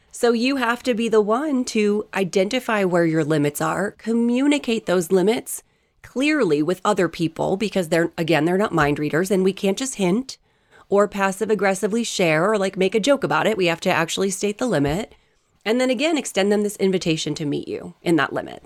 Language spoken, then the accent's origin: English; East Coast, United States; I grew up on the East Coast. We are as direct as it gets.